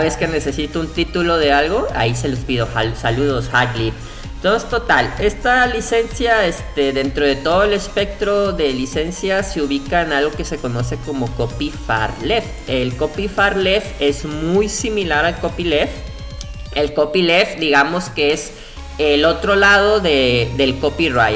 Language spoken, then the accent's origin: Spanish; Colima, Mexico; nosotros tenemos un fuerte problema acá en rancho, somos de Colima.